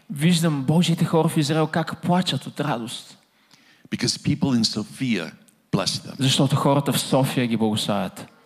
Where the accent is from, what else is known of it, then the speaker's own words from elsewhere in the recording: Texas, United States; But um, I'm from Texas. I'm from Gateway Church.